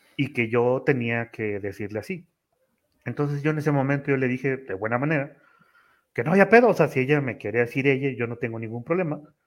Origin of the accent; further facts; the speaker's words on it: Tampico, Tamaulipas, Mexico; moved away as an adult; now in Mexico City, Mexico; yo soy de Tamaulipas, pero radico en la Ciudad de México